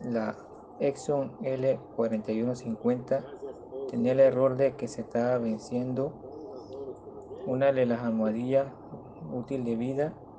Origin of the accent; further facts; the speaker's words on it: Panama; soy de Panamá